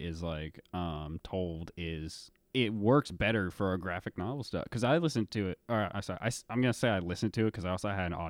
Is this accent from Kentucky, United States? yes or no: yes; Louisville, Kentucky, United States; To me, my first image, I think of something that looks like downtown Louisville because that's where I grew up